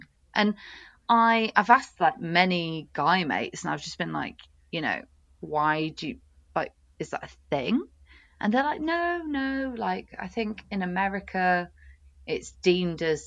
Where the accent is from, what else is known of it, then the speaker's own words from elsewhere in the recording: United Kingdom; also born or lived in Oxford; as a British woman